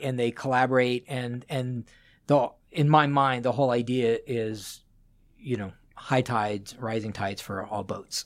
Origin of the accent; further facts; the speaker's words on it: Las Vegas, Nevada, United States; also born or lived in Boulder, Colorado; now in Seattle, United States; I grew up in Las Vegas